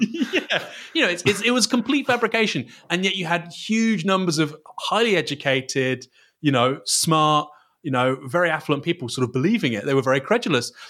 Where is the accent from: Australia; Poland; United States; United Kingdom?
United Kingdom; Bournemouth, South West England; I'm from Bournemouth. Um, I, I would go to Watchbournemouth occasionally as a kid